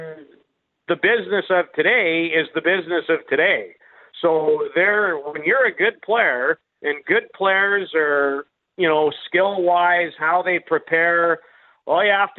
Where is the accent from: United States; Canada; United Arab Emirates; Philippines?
Canada; going to be even a little more excited about thinking about being Canadian this year, tomorrow, than I usually am.